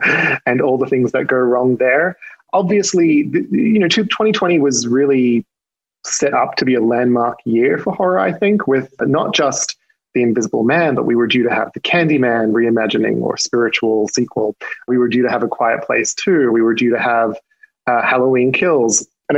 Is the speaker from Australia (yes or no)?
yes; Australia; You probably can't tell from my accent because I've lost some of it, but I am not from these parts. And one of my, I tend to have a fondness for Australian horror movies because I'm Australian.